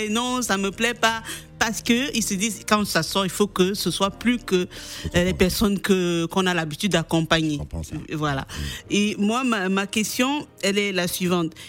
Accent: Cameroon; Je suis camerounaise.

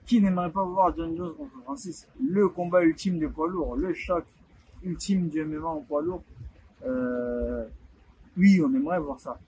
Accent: Douala, Littoral, Cameroon; Chez moi, à Douala

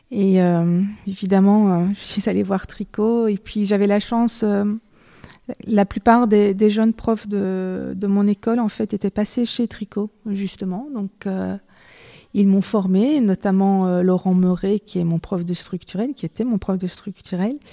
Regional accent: Belgium; Je suis belge, je vis, je travaille en Belgique.

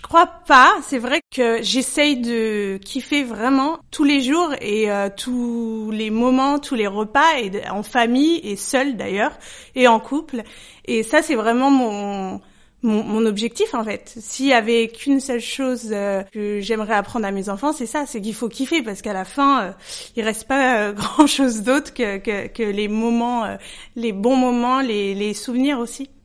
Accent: Paris, Île-de-France, France; je suis parisienne et je suis née à Paris

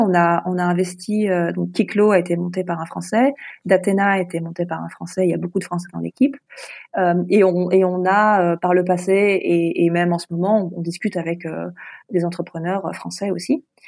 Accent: France; moved away as an adult; also born or lived in Hong Kong; now in Singapore; je suis française

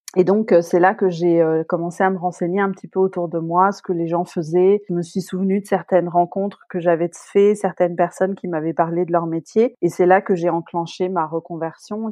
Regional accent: La Rochelle, Nouvelle-Aquitaine, France; moved away as an adult; also born or lived in England; now in Berlin, Germany; je suis originaire de La Rochelle, j'habite à Berlin depuis 14 ans maintenant

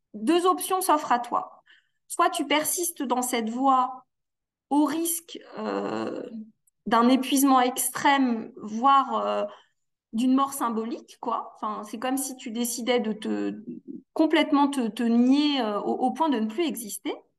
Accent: Annecy, Auvergne-Rhône-Alpes, France; now in Valence, France; je suis née euh, dans une fratrie de quatre enfants, donc à Annecy, en Haute-Savoie

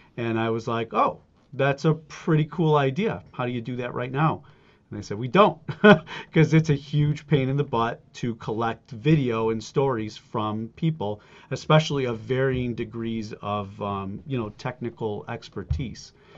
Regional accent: Buffalo, New York, United States; also born or lived in Germany / Alaska; I grew up in Buffalo, New York

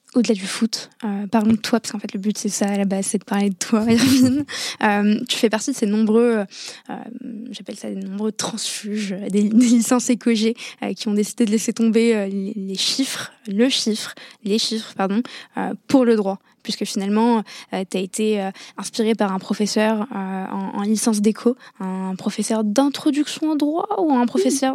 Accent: Morocco; moved away as an adult; also born or lived in Paris; dans un lycée français à l'étranger, euh, parce que je viens du Maroc

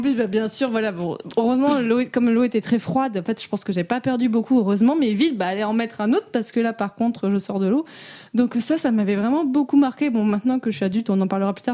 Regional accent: Morocco; j'ai grandi au Maroc

